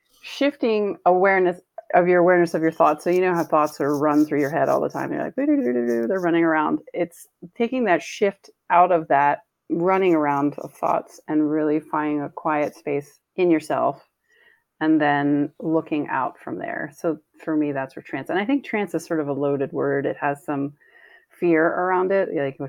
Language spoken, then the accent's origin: English; East Coast, United States; Yeah, growing up in the East Coast, lightning rods were kind of a big deal